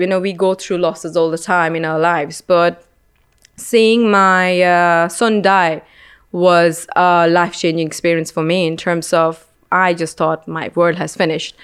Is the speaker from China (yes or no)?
no; India; moved away; growing up in India